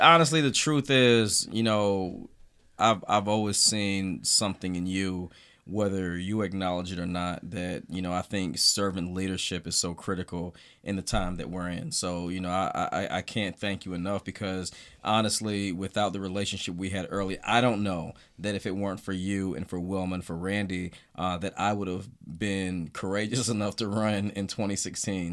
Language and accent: English; the South, United States; growing up in the South